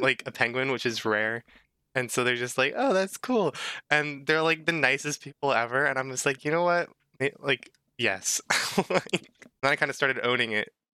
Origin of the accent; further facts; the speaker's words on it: United States; I'm an American